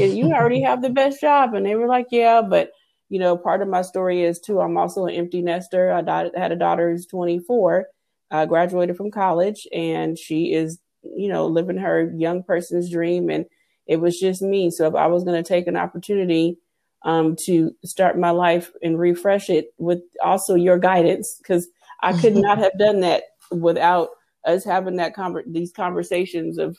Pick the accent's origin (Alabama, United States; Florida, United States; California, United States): California, United States; Pasadena; moved away as an adult; also born or lived in Los Angeles, California / Dallas, Texas; I actually grew up in California. I'm actually from Pasadena, California. I born in LA, but I actually did live away in Texas for 23 years